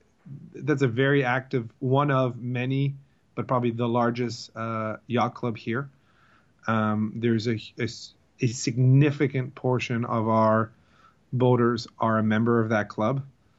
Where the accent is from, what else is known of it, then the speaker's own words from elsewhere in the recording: East Coast, United States; I'm from the Eastern Seaboard. I don't come from a family that is involved into boating.